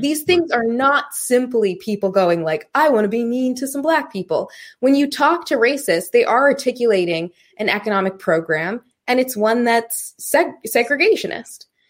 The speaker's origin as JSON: {"language": "English", "region": "Maine", "country": "United States", "tie": "born or raised there", "said": "when I was a kid, we lived in the projects"}